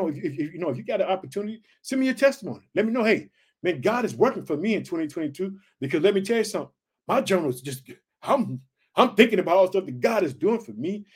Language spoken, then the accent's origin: English; Chicago, Illinois, United States